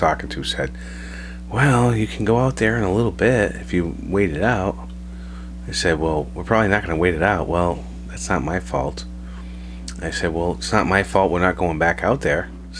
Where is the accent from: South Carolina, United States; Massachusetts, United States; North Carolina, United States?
Massachusetts, United States; we are from Mass.